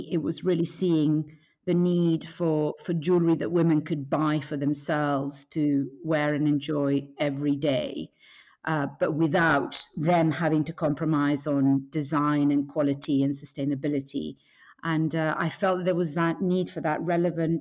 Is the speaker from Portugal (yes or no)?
no; San Sebastian, Basque Country, Spain; also born or lived in England / Mexico / Argentina / Chile; now in London, United Kingdom; I grew up in San Sebastian, but I've lived in England most of my life.